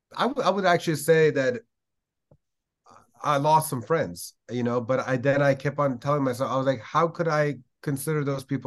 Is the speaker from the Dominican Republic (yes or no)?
no; Iran; I just felt like the one common denominator between millions of Iranians like me were the fact that we're English speaking